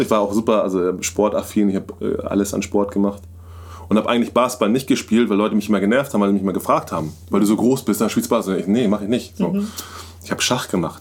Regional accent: Hamburg, Germany; ich komme wirklich aus Hamburg, ich bin Hamburg, ich bin Hamburger Jung

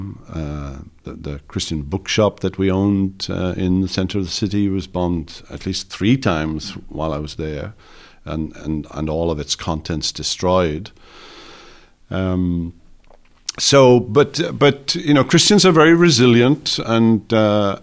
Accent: Wales, United Kingdom; also born or lived in Mississippi; now in South Carolina, United States; as a Welshman

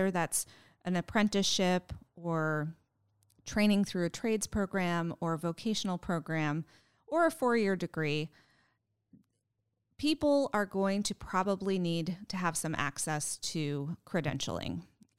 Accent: New England, United States; No, I'm actually from New England and I'm a transplant.

